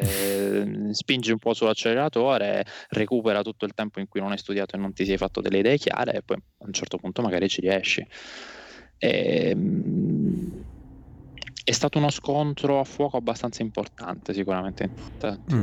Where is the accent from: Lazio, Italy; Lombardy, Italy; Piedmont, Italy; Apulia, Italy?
Apulia, Italy; Alberobello; also born or lived in Noci / Bari; ho passato tutta l'infanzia ad Albero Bello, poi dalle scuole superiori mi sono spostato prima a Noci, un paese vicino, poi a Bari